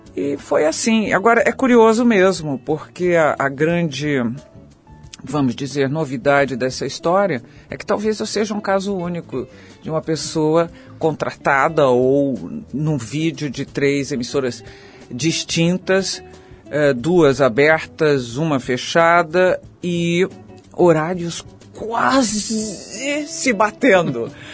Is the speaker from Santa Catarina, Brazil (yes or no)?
no; São Paulo, Brazil; also born or lived in Rio de Janeiro; eu sou muito paulistana